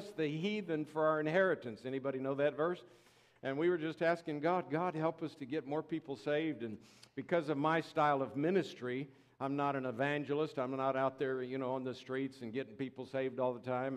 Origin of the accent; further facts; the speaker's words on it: Tampa, Florida, United States; moved away; I'm a Florida boy, born and raised in Tampa, Florida